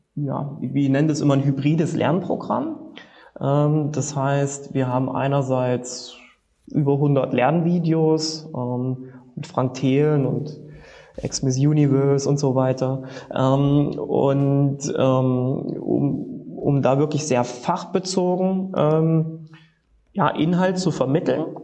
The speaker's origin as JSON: {"language": "German", "town": "Leipzig", "region": "Saxony", "country": "Germany"}